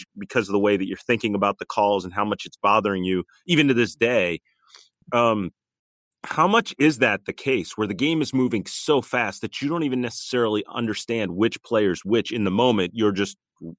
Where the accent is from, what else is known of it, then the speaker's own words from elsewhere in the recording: West Chester, Pennsylvania, United States; I'm from the Westchester area. We're all southeastern PA guys here.